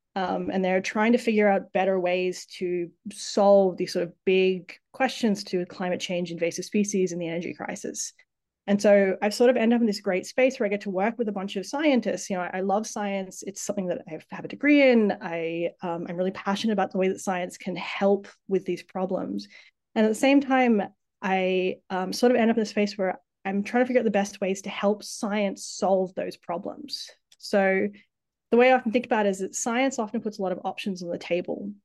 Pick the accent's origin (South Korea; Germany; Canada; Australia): Australia; Tasmania; moved away as an adult; also born or lived in Sydney, Australia / San Diego, United States; growing up in Tassie, my parents were both biologists. Um, they moved to Tasmania to work for CSIRO